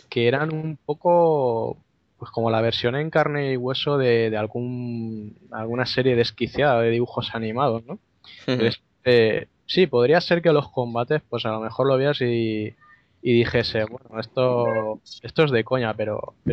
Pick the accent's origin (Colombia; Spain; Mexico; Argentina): Spain; Valencia, Valencian Community; accent: Valencian; yo voy a pronunciarlo con mi acento inglés de, Valencia, para que avisar de antemano que yo cuando hablo de retro, el, acento de Liverpool no me sale